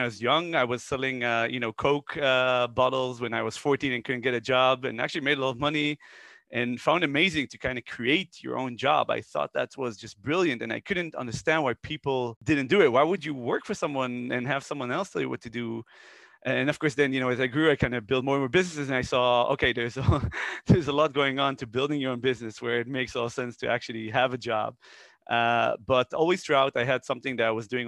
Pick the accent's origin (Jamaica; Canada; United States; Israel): Israel; moved away as an adult; also born or lived in Netherlands; I'm originally from Israel. I was born there and then moved to Holland when I was really young. I lived there for a couple of years. I was a kid. My mother met a Dutch person and got married. Then we came back to Israel, went to the army